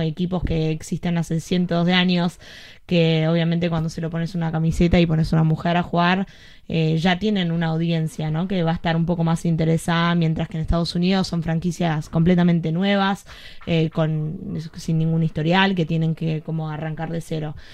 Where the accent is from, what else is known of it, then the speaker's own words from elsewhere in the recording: Argentina; also born or lived in Greece; now in United States; yo soy argentina, crecí yendo a Racing